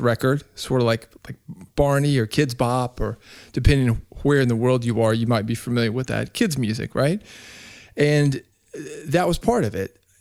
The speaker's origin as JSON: {"language": "English", "town": "Nashville", "region": "Tennessee", "country": "United States", "tie": "born or raised there", "said": "I grew up in Nashville, Tennessee, Music City, U S"}